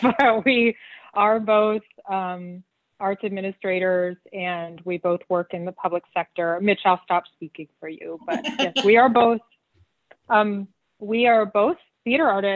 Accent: Arizona, United States; live in Arizona where I grew up

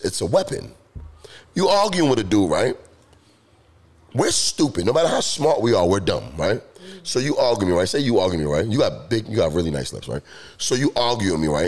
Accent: New York City, New York, United States; I grew up in New York City

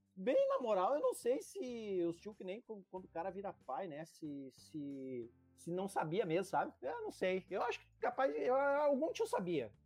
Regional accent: Novo Hamburgo, Rio Grande do Sul, Brazil; a gente é de Canudos

